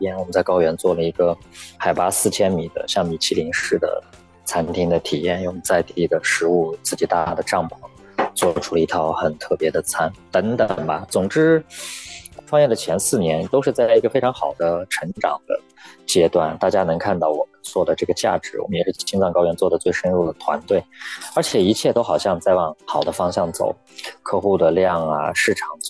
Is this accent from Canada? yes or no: no; Urumqi, Xinjiang, China; accent: northern; moved away as an adult; now in Taiwan; 我一个一口北方口音来到台湾之后，知道我家乡在新疆乌鲁木齐。